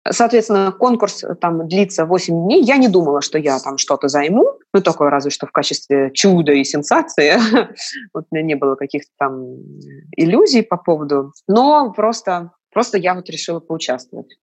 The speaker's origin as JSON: {"language": "Russian", "region": "Moscow", "country": "Russia", "tie": "born or raised there", "said": "я москвичка. Мой отец тоже москвич. Мама у меня родилась в Пятигорске. Вот. Но я себя как бы, ну, ощущаю полноценным таким московским детем"}